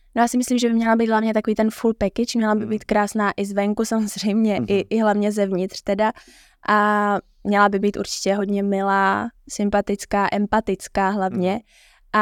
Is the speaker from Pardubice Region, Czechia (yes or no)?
no; Prague, Czechia; jak jsem z Prahy, tak jsem nespala na hotelu